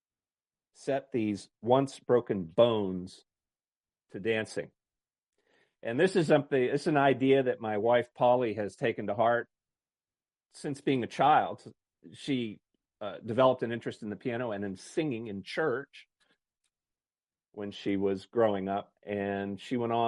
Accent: Maine, United States; I love Maine. It's my home state

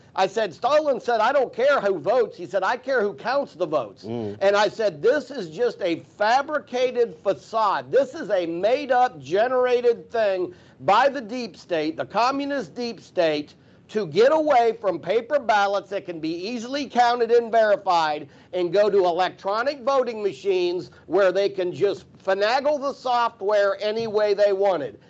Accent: Pennsylvania, United States; I'm from the North. I'm from Pennsylvania

